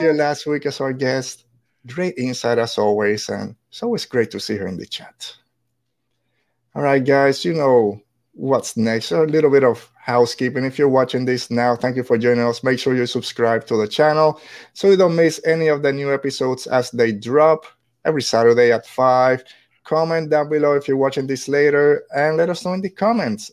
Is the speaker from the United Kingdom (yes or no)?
no; Puerto Rico; moved away; I'm just a regular white guy, but I'm from Puerto Rico, and as sure, as soon as I open my mouth, people start asking